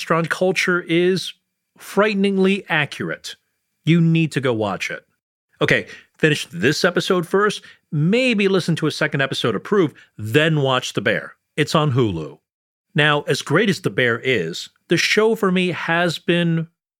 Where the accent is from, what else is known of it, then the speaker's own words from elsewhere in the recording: Chicago, Illinois, United States; my hometown, Chicago